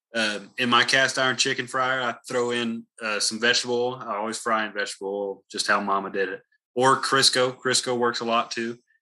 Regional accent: the South, United States; I'm from the South

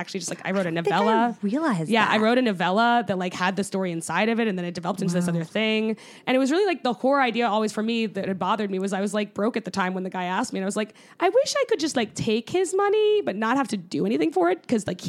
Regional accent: Connecticut, United States; Yeah, I based it around where I grew up in Connecticut

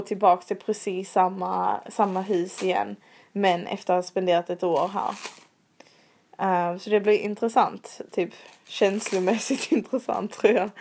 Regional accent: Sweden; moved away as an adult; now in London, United Kingdom; hos vår frisör hemma i Sverige

